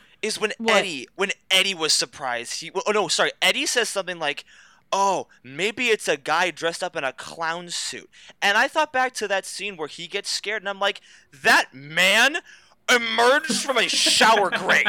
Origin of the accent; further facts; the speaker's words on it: Northbrook, Illinois, United States; we're also from Chicago, a.k.a. Northbrook.